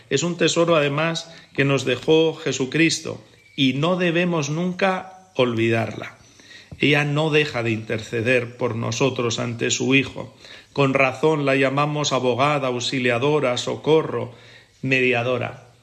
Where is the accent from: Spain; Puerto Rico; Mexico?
Spain; Guadalajara, Castilla-La Mancha; de la parroquia de San Nicolás en Guadalajara, de donde soy yo originario